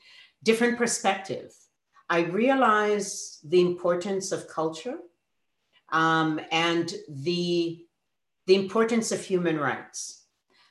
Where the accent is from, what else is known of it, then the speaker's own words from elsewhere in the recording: Ottawa, Ontario, Canada; also born or lived in Middle East; now in British Columbia, Canada; I grew up in Ottawa, you know, I'm from Ontario